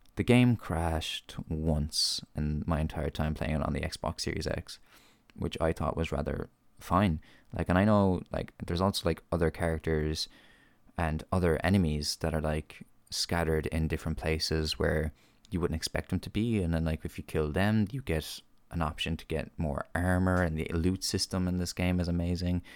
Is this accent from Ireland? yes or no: yes; Ireland; as an Irish reviewer and podcaster